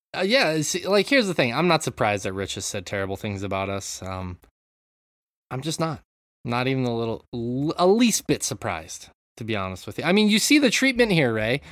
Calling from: Japan; I'm calling in from Japan

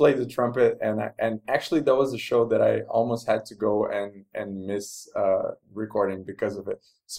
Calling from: Rio de Janeiro, Brazil; Maybe it's worth mentioning also that I'm recording from Rio de Janeiro in Brazil.

